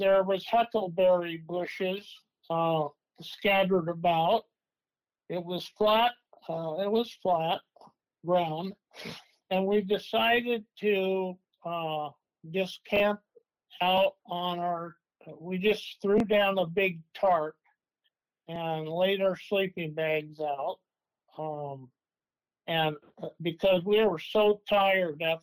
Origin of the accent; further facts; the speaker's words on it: Klamath Falls, Oregon, United States; also born or lived in Medford, Oregon; now in Coos Bay, United States; I was born in Klamath Falls, Oregon.